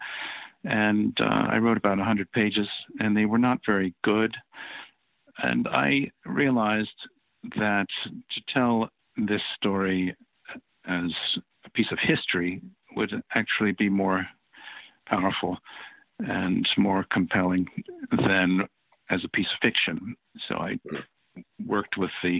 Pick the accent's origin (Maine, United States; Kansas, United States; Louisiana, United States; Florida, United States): Louisiana, United States; New Orleans; I spent my teenage years growing up in New Orleans. It's a town that I consider a hometown